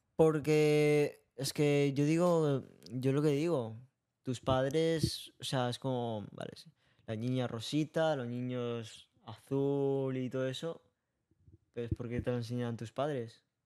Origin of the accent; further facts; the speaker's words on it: Tarragona, Catalonia, Spain; Yo he nací en Tarragona.